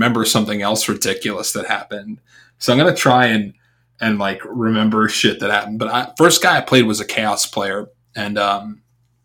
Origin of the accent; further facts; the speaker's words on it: New York, United States; moved away; I'm not from Boston, dude. I'm from New York